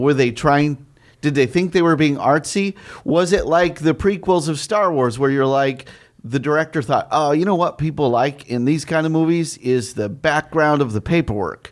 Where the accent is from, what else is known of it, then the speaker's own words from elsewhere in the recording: Arizona, United States; I grew up in Arizona in the eighties